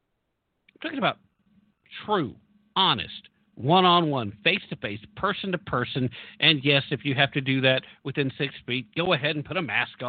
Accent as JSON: {"language": "English", "region": "Tennessee", "country": "United States", "said": "Tennessee, actually, my home state here"}